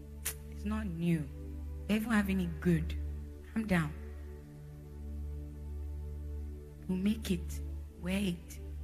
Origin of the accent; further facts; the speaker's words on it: Jos, Plateau, Nigeria; born there; we went from different states in Nigeria. So we were exposed to different places. I was born in Jos, so you understand, we moved.